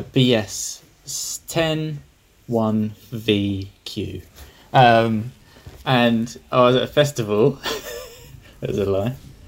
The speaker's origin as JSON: {"language": "English", "area": "Essex, near Elsenham", "region": "East of England", "country": "United Kingdom", "tie": "born or raised there", "said": "I'm from Essex."}